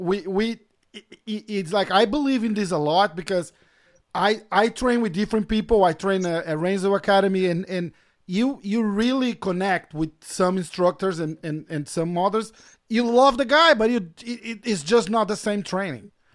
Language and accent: English; Brazil; moved away; we we both Brazilians. I'm I'm from Brazil as well